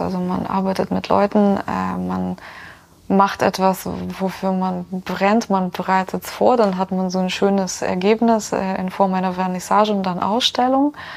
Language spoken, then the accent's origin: German; Ukraine; now in Rosenheim, Germany; dass ich aus der Ukraine komme